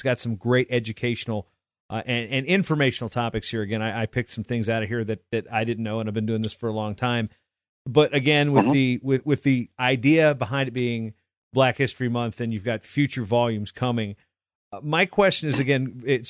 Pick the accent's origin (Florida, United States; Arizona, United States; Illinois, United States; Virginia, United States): Virginia, United States; moved away; Allen Iverson was a huge name where I grew up in Virginia.